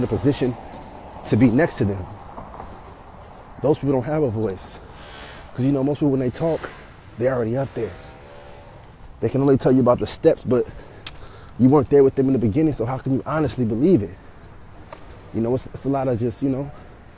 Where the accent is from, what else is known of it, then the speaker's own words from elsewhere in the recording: San Francisco, California, United States; also born or lived in Fairfield, California / Vallejo, California; born and raised in San Francisco, California, from the Bay Area